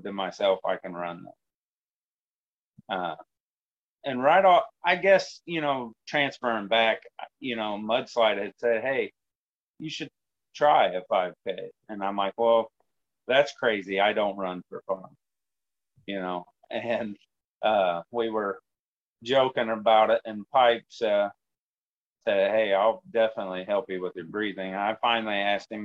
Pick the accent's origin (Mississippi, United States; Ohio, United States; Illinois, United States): Illinois, United States; Danvers; now in Stanford, Illinois, United States; I grew up in Danvers, Illinois